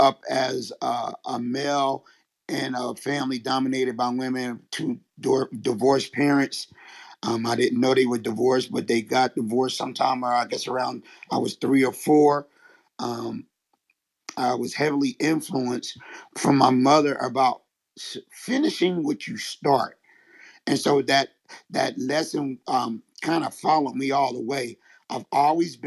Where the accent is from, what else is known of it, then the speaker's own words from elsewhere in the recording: Philadelphia, Pennsylvania, United States; I am from Philadelphia, Pennsylvania